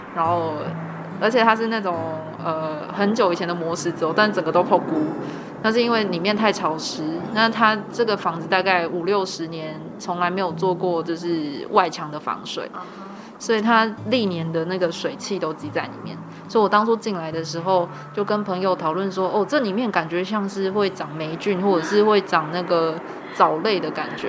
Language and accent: Chinese; Kaohsiung, Taiwan; now in Tainan, Taiwan; 我是高雄人。哎。对。可我这是在台南读书